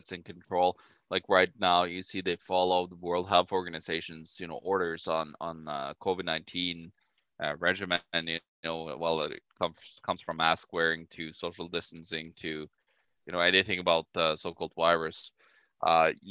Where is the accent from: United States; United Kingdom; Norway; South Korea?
Norway; now in Winnipeg, Canada; I'm from Norway, so I do have my family back just northeast of you